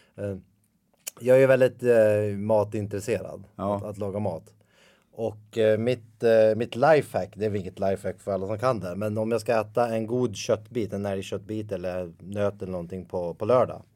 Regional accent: Ljusdal, Gävleborg County, Sweden; jag är ju uppvuxen i Ljusdal som ligger två mil därifrån

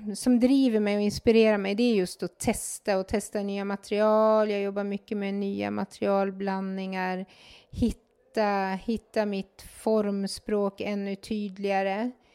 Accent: Mora, Dalarna County, Sweden; är född och uppvuxen i Mora

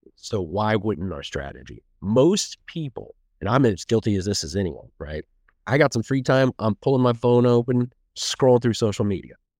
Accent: Martinsville, Indiana, United States; moved away as an adult; also born or lived in Bloomington, Indiana; now in Westfield, United States; I grew up in Martinsville

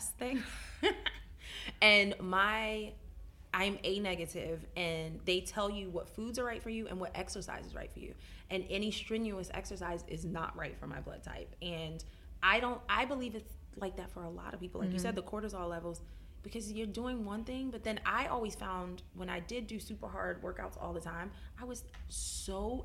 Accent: Philadelphia, Pennsylvania, United States; moved away; I'm from Philadelphia

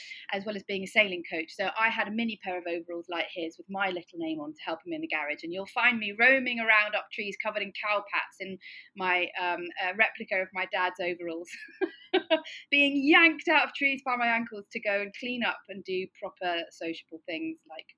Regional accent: Cornwall, South West England, United Kingdom; I'm from Cornwall

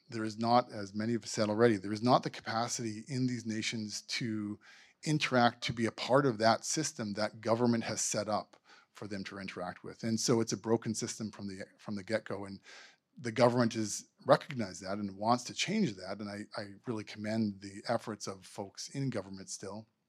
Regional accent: Manitoba, Canada; moved away as an adult; now in British Columbia, Canada; I'm from Manitoba. My pr-, my parents and family immigrated to Canada maybe a hundred and fifty years ago. I moved here fifteen years ago

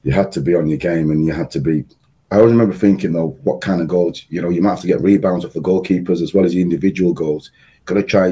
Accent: Yorkshire and the Humber, United Kingdom; moved away; being a Yorkshire lad

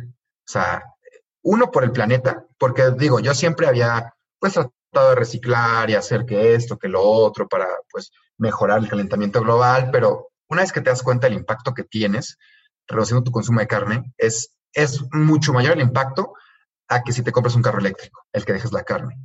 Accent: Mexico; somos los dos de México

